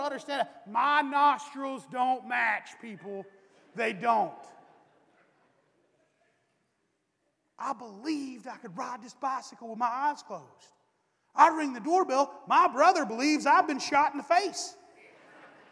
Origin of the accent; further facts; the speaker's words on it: East Tennessee, United States; moved away; I'm from East Tennessee